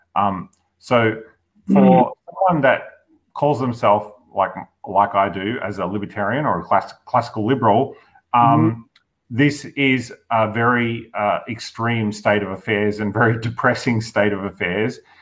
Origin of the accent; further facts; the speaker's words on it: Victoria, Australia; I'm from Victoria